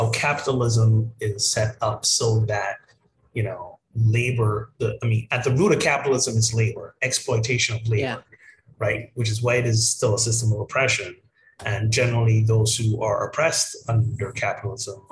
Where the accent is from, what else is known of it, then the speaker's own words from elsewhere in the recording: Barbados; moved away; my home country of Barbados